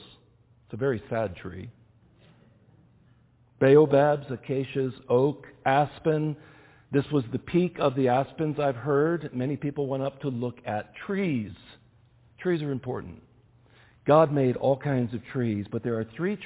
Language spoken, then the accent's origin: English; United States; also born or lived in Kenya; as an American